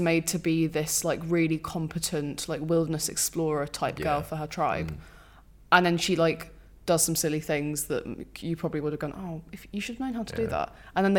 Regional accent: United Kingdom; We're British.

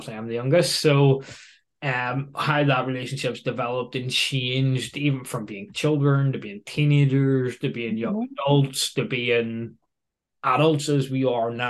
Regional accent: Northern Ireland, United Kingdom; accent: Belfast; the rich Belfastic accents that we probably both have

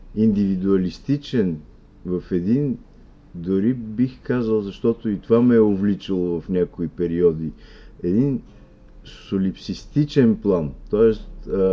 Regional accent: Bulgaria; българите, които мислиме да. със своя български език

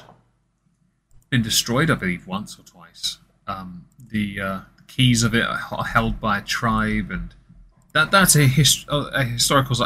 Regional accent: England, United Kingdom; I'm English

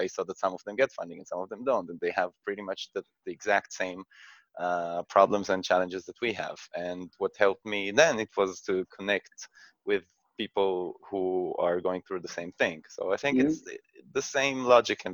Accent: Israel; I come from Israel

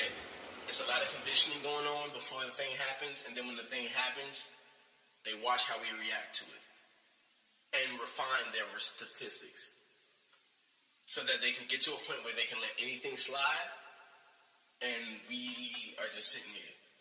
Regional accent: United States; being an American, born in America

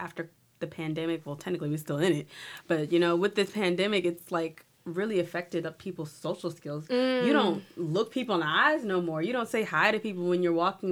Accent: New Orleans, Louisiana, United States; I'm from New Orleans, I'm not local to Natchitoches

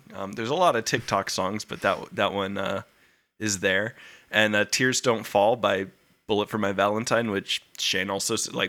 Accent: Scotland, United Kingdom; Hey, I'm Scottish. I can say that shit.

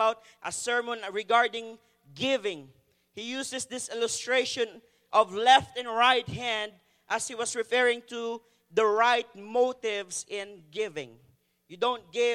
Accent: Philippines; now in Canada; as a Filipino, we have a different way of pointing directions

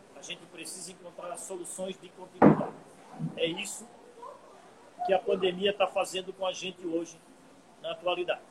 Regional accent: Brazil; nós nós, como brasileiros

